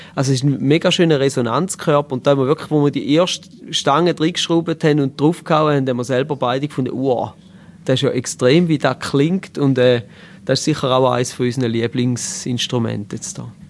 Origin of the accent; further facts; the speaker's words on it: Eastern Switzerland, St. Gallen and Lustmühle, Switzerland; Wir kommen aus der Ostschweiz, genauer aus St. Gallen und Lustmühle